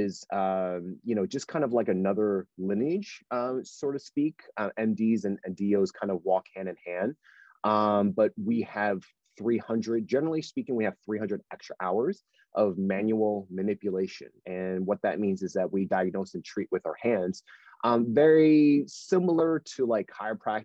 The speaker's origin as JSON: {"language": "English", "region": "New Jersey", "country": "United States", "tie": "born or raised there", "also_born_or_lived": "West Virginia", "moved": "as an adult", "said": "I'm originally from New Jersey, born and raised"}